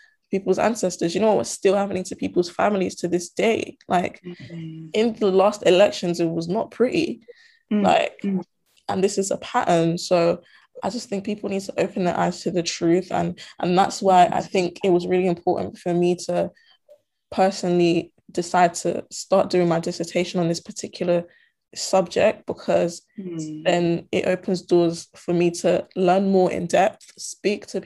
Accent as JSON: {"language": "English", "region": "Volta", "country": "Ghana", "said": "even though I'm from Ghana, I'm from the Volta region"}